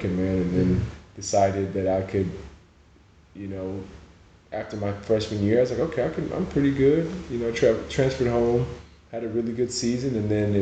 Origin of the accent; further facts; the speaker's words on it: Oklahoma, United States; moved away as an adult; also born or lived in Nigeria; now in Spain; I grew up in a Nigerian home in Oklahoma